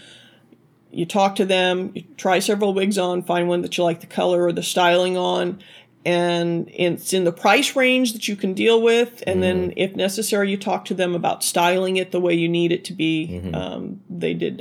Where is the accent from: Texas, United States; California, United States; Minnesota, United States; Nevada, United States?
Texas, United States; I grew up in Texas, so I wore makeup